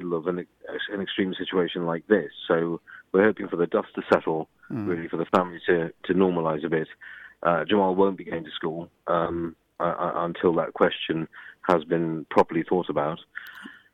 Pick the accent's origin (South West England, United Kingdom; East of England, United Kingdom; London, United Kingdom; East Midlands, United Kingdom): London, United Kingdom; I'm from London